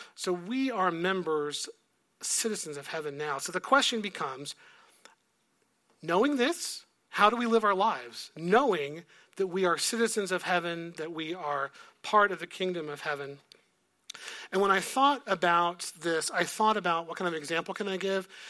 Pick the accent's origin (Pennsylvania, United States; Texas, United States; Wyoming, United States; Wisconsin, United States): Texas, United States; moved away; I was from Texas